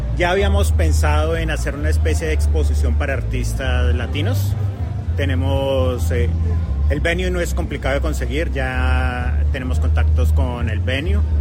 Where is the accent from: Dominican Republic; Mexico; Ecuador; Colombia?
Colombia; now in Victoria, Australia; yo soy colombiano